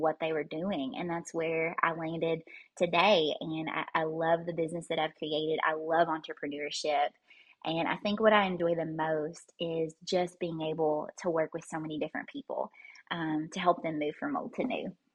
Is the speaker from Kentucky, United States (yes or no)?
yes; Kentucky, United States; I was born and raised here in Kentucky